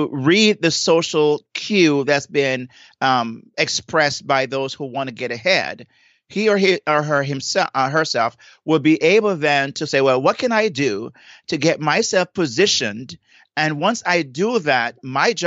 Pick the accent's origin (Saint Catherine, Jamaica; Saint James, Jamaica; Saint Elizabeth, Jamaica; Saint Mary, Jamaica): Saint Elizabeth, Jamaica; now in South Florida, United States; I'm from St. Elizabeth